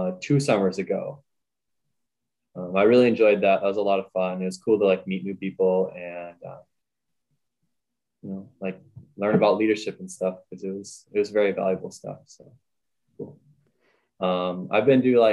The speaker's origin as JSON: {"language": "English", "area": "Redwood Falls", "region": "Minnesota", "country": "United States", "said": "I'm from Rutted Falls, Minnesota. I just graduated high school this spring"}